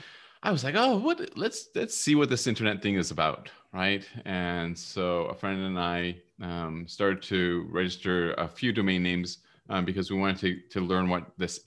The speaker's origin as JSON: {"language": "English", "town": "Vancouver", "region": "British Columbia", "country": "Canada", "tie": "born or raised there", "also_born_or_lived": "England", "said": "No, I was born in England. I came over when I was five. So okay. I'm basically raised and I am Canadian. I grew up in Vancouver, went to the UBC here"}